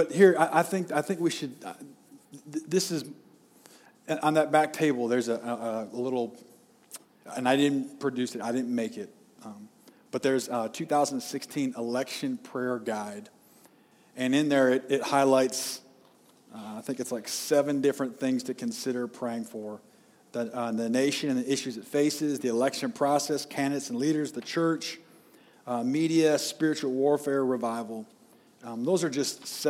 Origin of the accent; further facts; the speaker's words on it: United States; as American citizens